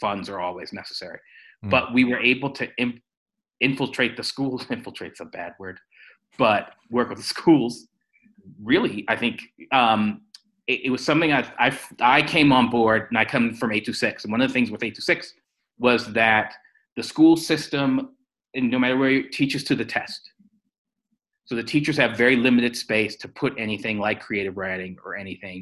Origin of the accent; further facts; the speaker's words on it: New York, United States; moved away as an adult; now in Scotland; I'm a New Yorker, but I'm born and bred New Yorker.